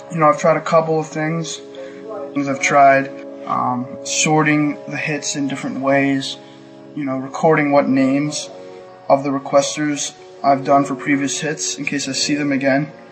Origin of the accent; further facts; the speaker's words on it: New York, United States; I'm from New York.